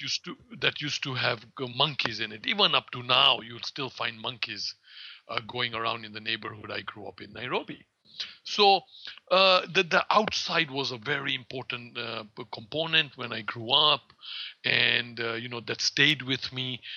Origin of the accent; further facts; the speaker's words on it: Kenya; also born or lived in India; now in Florida, United States; I was born in um, in Kenya of Indian parents